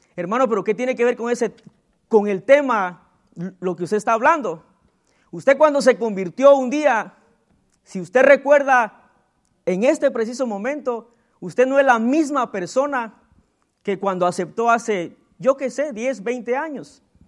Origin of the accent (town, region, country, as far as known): Guatemala; born or raised there